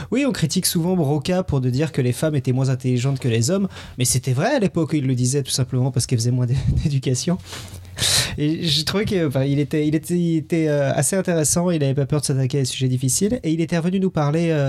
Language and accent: French; South Africa; now in Switzerland; expliquer pourquoi j'ai un accent assez bizarre et qui ne va pas avec mon nom. Donc, euh, le hardware, c'est grec. Euh, le software, c'est sud-africain. Donc, j'ai grandi en Afrique du Sud.